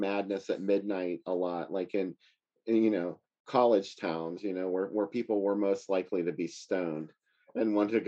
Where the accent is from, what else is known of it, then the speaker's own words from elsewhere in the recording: Pittsburgh, Pennsylvania, United States; I'm from Pittsburgh